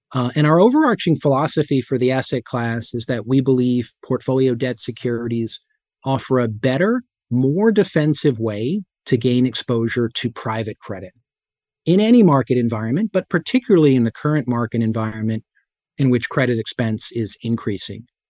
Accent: Whippany, New Jersey, United States; I grew up in Whippany, New Jersey

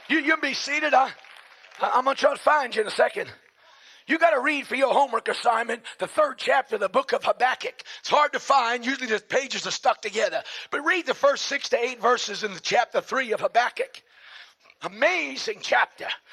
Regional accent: New York City, New York, United States; I'm a slob from Brooklyn, so my slang is sometimes crude

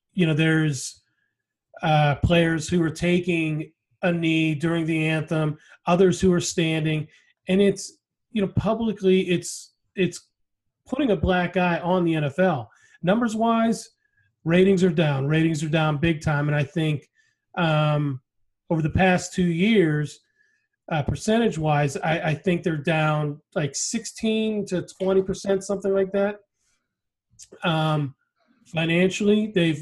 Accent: Pittsburgh, Pennsylvania, United States; the Steelers, you know, since that was my hometown team

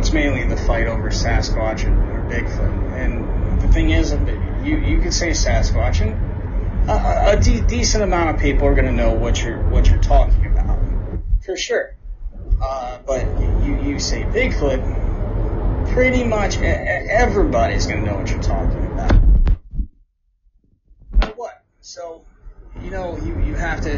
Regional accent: New Jersey, United States; growing up in Jersey, we had the New Jersey Devil.

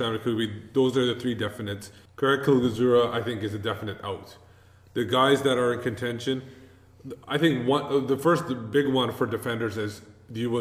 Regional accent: Canada; I know I don't look Canadian, but I am Canadian

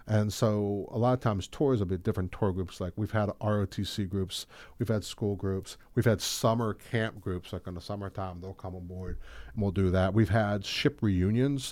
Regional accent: Audubon, New Jersey, United States; I graduated Audubon High School

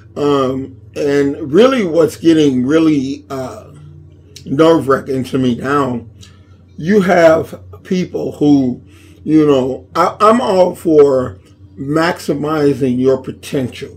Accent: Inglewood, California, United States; I was born and raised in Inglewood from the time I was born to when I moved in my 20s

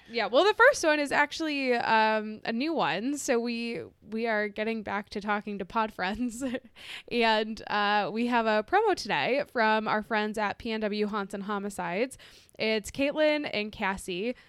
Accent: Midwest, United States; we're from the Midwest

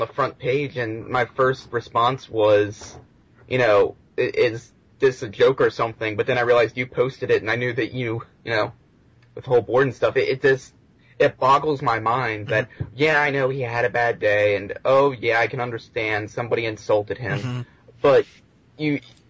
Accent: Maryland, United States

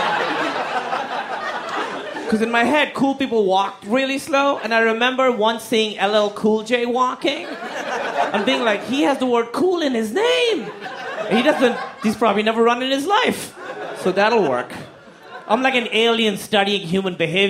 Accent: Pakistan; So I grew up in Pakistan.

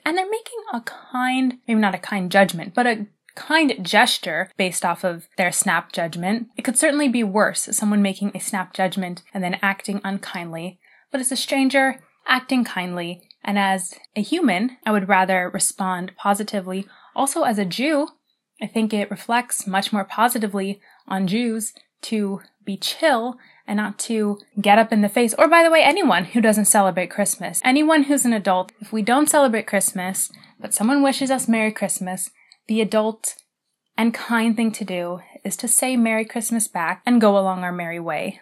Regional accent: United States; I am an American

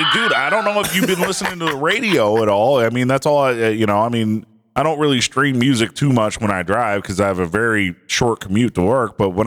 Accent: Clarkston, Michigan, United States; I'm from Clarkston, Michigan.

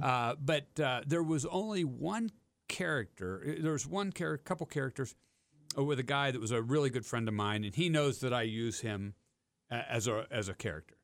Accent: Steubenville, Ohio, United States; grew up near Steubenville

